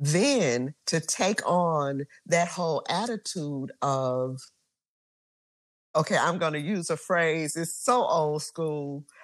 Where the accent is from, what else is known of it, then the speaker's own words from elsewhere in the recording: Mississippi, United States; so I'm from Mississippi, right?